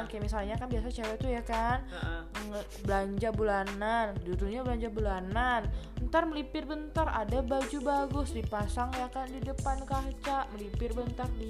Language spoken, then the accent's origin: Indonesian; Solo, Central Java, Indonesia; Halo Ya, yeah, aku dari Solo guys, jadi aku jauh-jauh ya kan dari Solo.